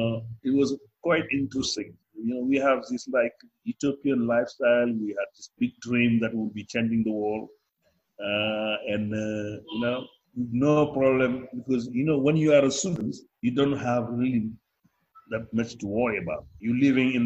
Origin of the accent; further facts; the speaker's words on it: Kaolack, Senegal; moved away as an adult; also born or lived in France; I was born in Kaolack, probably the third largest city.